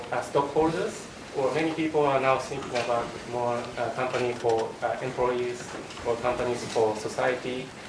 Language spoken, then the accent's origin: English; Japan; moved away; I came from Japan.